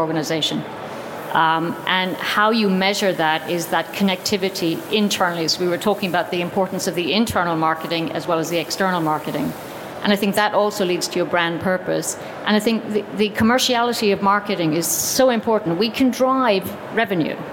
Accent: Ireland; as an Irish person

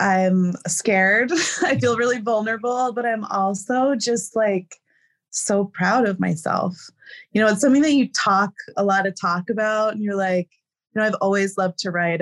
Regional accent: New Jersey, United States; moved away as an adult; now in Nepal; I'm from New Jersey

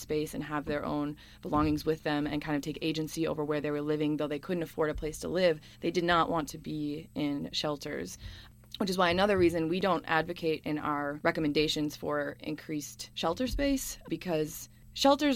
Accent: Madison, Wisconsin, United States; I'm from Madison, Wisconsin.

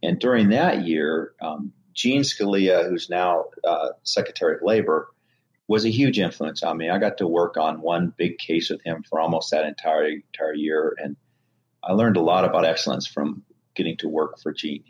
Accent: Montana, United States; moved away as an adult; I grew up in Montana

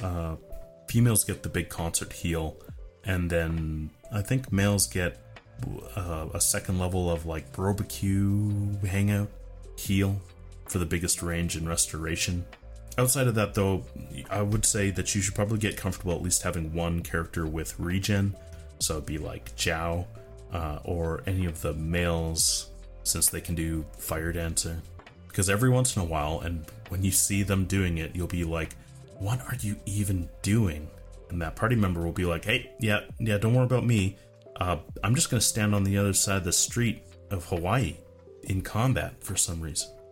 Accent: Canada; as a Canadian

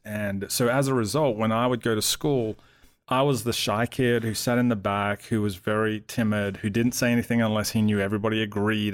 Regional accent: Melbourne, Victoria, Australia; moved away as an adult; now in Atlanta, United States; I grew up in Melbourne

